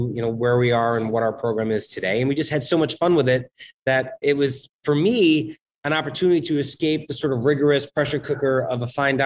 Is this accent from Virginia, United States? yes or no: no; New York, United States; we're from New York